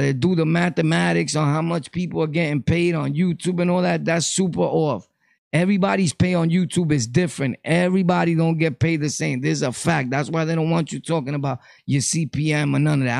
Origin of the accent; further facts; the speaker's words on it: Puerto Rico; moved away; also born or lived in New York; I come from Puerto Rico. I've traveled back and forth to Puerto Rico.